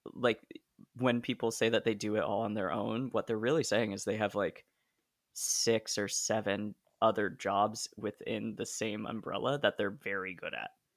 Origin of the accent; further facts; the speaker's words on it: Hillsboro, Oregon, United States; I'm from Hillsboro.